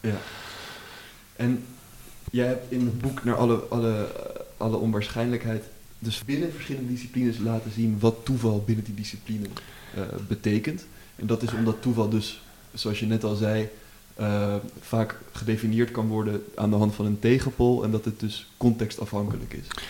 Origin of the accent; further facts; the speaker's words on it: Amsterdam, North Holland, Netherlands; ik kom uit Amsterdam